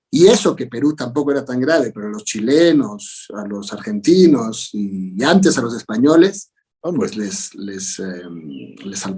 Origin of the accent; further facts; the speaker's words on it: Mexico; pero yo crecí en México sintiéndome un latinoamericano, alguien cuyo país eran todos los que hablaban este idioma.